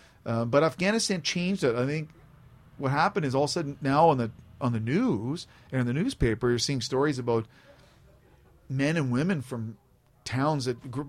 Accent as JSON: {"language": "English", "country": "Canada", "said": "And as a Canadian, I don't want the nation ever to forget that, yes, we're peacekeepers, but we also have warriors in this country."}